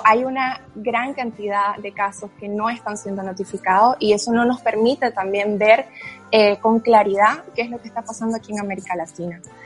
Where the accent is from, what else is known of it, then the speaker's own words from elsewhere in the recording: Nicaragua; moved away as an adult; also born or lived in Germany; soy originalmente de Nicaragua, mi papá es alemán